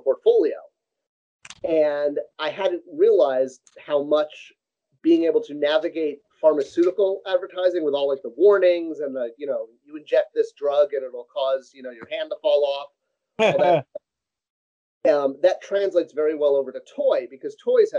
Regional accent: Southern California, United States; growing up in Southern California, Mattel used to have their headquarters right off of the main freeway

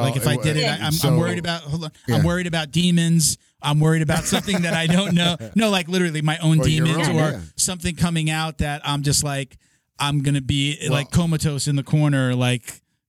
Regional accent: Long Island, New York, United States; I was a little brown boy, Puerto Rican boy, growing up on Long Island. There weren't many people that looked like me.

